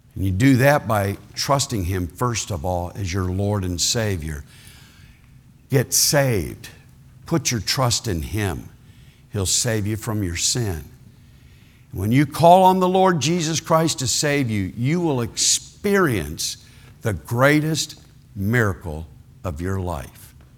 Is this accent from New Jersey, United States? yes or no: no; Ohio, United States; I was born in Ohio